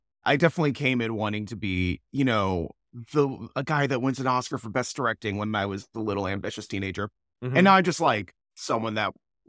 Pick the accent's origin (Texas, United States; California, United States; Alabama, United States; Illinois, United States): California, United States; Los Angeles; also born or lived in Santa Clarita Valley, California; that's where I grew up my high school years.